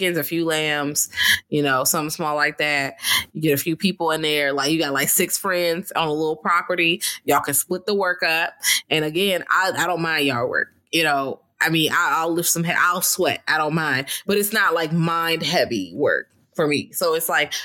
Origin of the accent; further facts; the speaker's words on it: Richmond, Virginia, United States; I'm from Richmond, but Richmond is not far. It's in Virginia